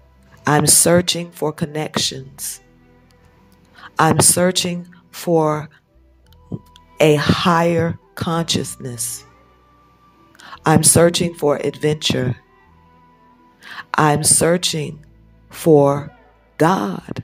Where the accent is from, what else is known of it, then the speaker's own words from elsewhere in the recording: United States; moved away as an adult; also born or lived in Europe; now in Nigeria; I come from America. I've lived in America for the last 40-something years. My parents were in the military. I was born in America, but I spent the first 5 years of my life in Europe before we returned to America.